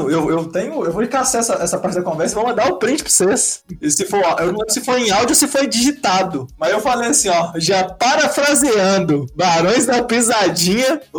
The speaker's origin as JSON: {"language": "Portuguese", "town": "Caeté", "region": "Minas Gerais", "country": "Brazil", "lives_now": "Belo Horizonte, Brazil", "said": "A galera geralmente do interior vem pra cá. Eu sou um desses, olha só, vim de Caeté, buscar"}